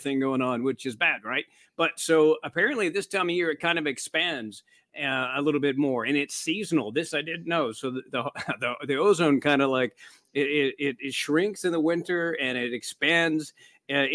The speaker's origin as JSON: {"language": "English", "region": "Midwest", "country": "United States", "tie": "born or raised there", "moved": "yes", "said": "growing up in the Midwest"}